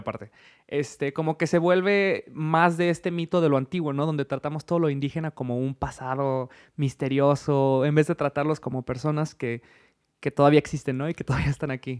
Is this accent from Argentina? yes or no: no; Mexico; como mexicano con el resto de mis compatriotas mexicanos